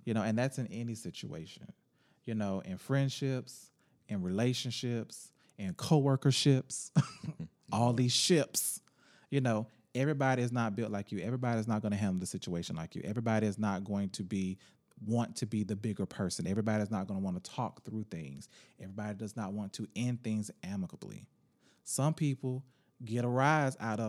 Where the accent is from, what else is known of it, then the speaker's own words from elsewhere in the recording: Jacksonville, Florida, United States; I'm from Jacksonville